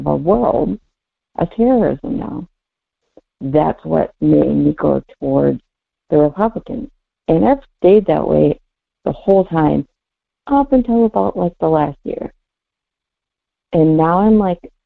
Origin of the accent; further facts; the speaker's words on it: Minnesota, United States; also born or lived in Belcourt, North Dakota; my family's from there. I grew up in Minnesota